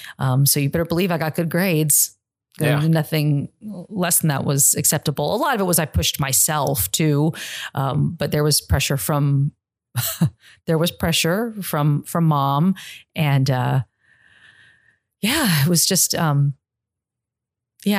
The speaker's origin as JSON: {"language": "English", "town": "San Jose", "region": "California", "country": "United States", "tie": "born or raised there", "also_born_or_lived": "New Jersey", "moved": "as an adult", "lives_now": "Charlotte, United States", "said": "I was born in New Jersey, but I grew up in California, in San Jose, California"}